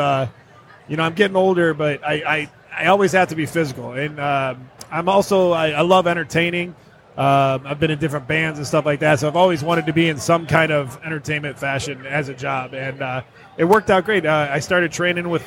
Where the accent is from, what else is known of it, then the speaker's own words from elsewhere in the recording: Detroit, Michigan, United States; I grew up in the Metro Detroit area